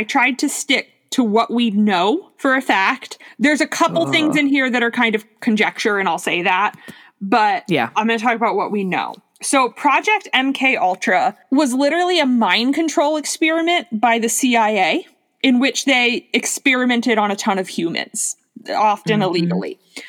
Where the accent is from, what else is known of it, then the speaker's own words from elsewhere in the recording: Miami, Florida, United States; moved away; because I grew up in Miami